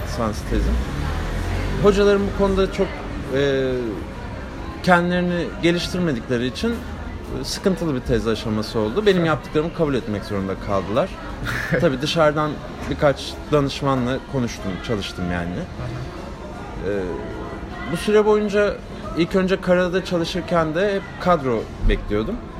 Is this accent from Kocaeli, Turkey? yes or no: yes; Gebze, Kocaeli, Turkey; also born or lived in Kartal, Istanbul; ben Gebze, Gebzeliyim. Ee, ailem Gebze'de. 91 doğumluyum. Kartal'da doğdum İstanbul'da. Ee, lisemi falan Gebze'de okudum.